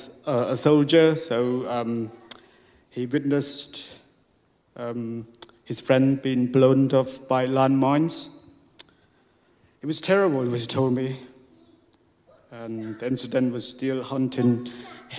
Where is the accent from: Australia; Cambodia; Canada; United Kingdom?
Cambodia; Siem Reap; English is a second language; moved away; I was born in Siem Reap, in a small village